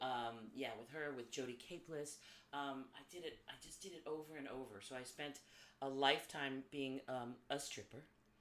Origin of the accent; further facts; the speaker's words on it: Darien, Connecticut, United States; also born or lived in Ridgewood, New Jersey / Catskills, New York; And then we moved to Darien, Connecticut. Back in the 70s, I know I'm aging myself